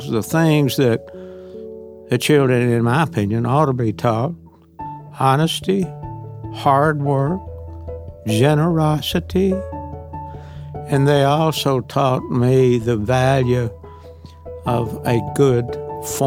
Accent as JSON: {"language": "English", "town": "Parsons", "region": "Tennessee", "country": "United States", "tie": "born or raised there", "said": "I was born in Parsons, Tennessee, a little town, about 2,500 people"}